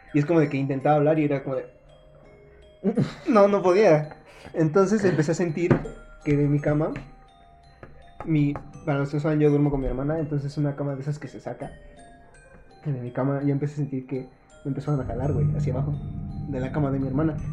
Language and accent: Spanish; Mexico City, Mexico; soy de Iztapalapa